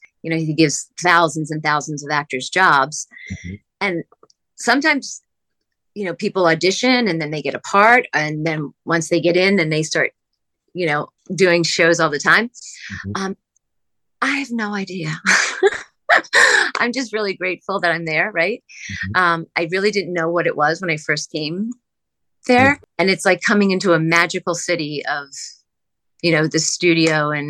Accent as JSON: {"language": "English", "region": "Pennsylvania", "country": "United States", "said": "We're both from the East Coast. We're both from outside Philadelphia."}